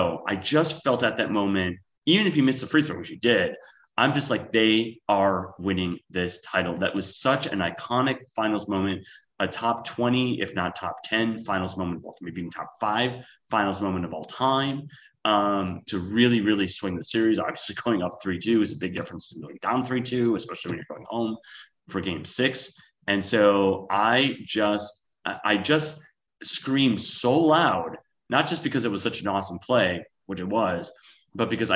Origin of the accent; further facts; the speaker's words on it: Wisconsin, United States; moved away as an adult; also born or lived in San Francisco; now in Los Angeles, United States; I'm originally from Wisconsin